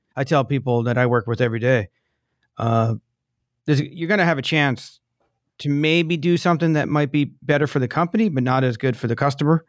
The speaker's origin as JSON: {"language": "English", "region": "East Coast", "country": "United States", "tie": "born or raised there", "moved": "yes", "lives_now": "San Diego, United States", "said": "I grew up on the East Coast."}